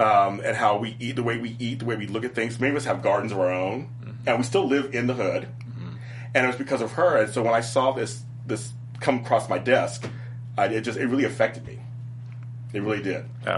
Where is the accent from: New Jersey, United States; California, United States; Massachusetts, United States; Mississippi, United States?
California, United States; Los Angeles; I grew up in South Central. I currently live there. I'm back there again